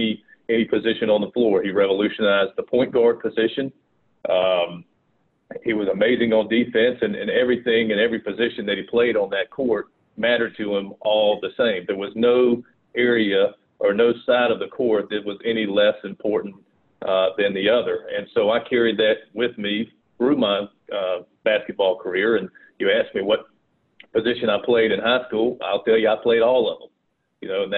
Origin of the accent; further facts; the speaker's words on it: Rock Hill, South Carolina, United States; accent: Southern; also born or lived in Fort Mill, South Carolina; grew up in a little area called Rock Hill, South Carolina. And then when I was 15, I moved to Fort Mill, South Carolina